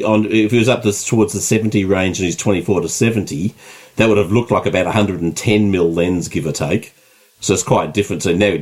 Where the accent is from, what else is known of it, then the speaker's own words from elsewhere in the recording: Maryland, United States; See, because, hello, I'm from Maryland.